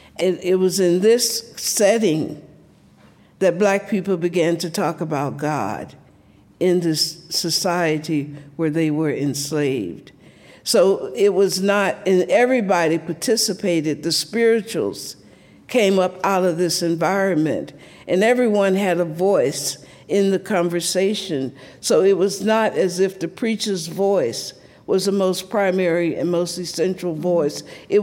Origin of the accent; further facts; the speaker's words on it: the South, United States; So as a little black girl growing up in the South, I was deeply influenced by this black folk religion.